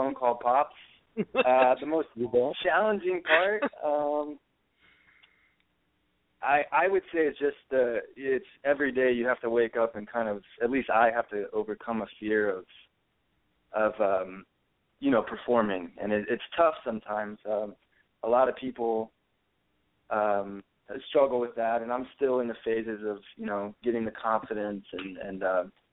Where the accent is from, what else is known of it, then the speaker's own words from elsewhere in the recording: Spring, Texas, United States; moved away as an adult; also born or lived in California; now in Los Angeles, United States; I'm from Houston, Texas originally. I've been in California for about 4 years now. I grew up outside of Houston in a little town called Spring.